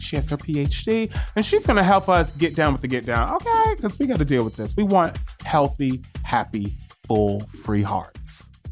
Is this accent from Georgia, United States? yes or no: no; New York, United States; I'm a New Yorker too